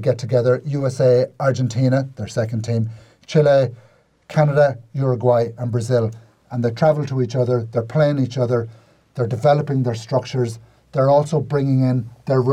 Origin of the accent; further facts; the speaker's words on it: Ireland; as an Irishman